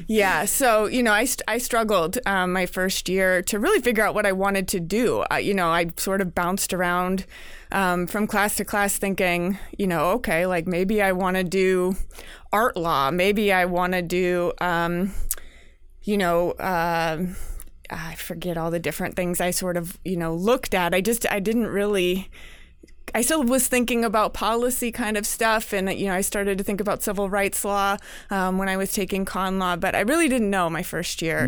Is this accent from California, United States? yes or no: yes; California, United States; moved away; I'm from California